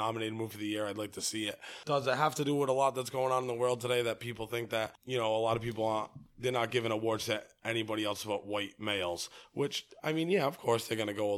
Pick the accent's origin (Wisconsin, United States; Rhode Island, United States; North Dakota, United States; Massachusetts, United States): Rhode Island, United States; West Warwick; I'm a Portuguese from West Warwick.